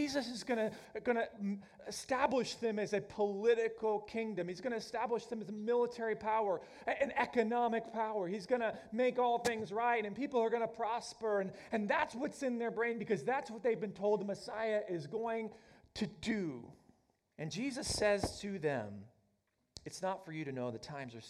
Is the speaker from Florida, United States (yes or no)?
no; Oklahoma, United States; moved away as an adult; I grew up in Oklahoma